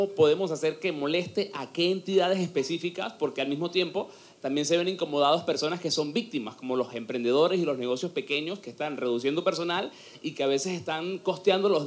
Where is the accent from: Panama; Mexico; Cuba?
Panama; Colón; Yo soy de Colón, voto en el circuito 3-1.